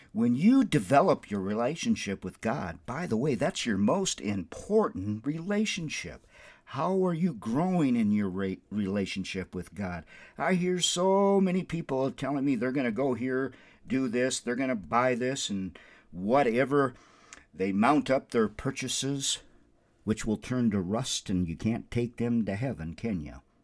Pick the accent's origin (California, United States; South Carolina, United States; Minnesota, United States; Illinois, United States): Minnesota, United States; Windom; also born or lived in South Bend, Indiana; now in Albuquerque, United States; My hometown is Wyndham, Minnesota